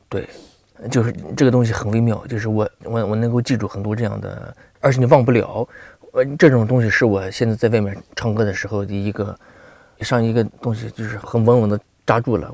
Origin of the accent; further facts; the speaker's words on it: Gansu, China; moved away; 我从小在那里生活